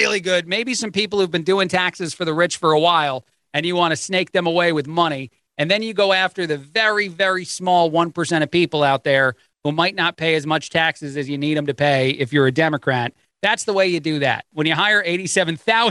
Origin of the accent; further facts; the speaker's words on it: United States; we as the American people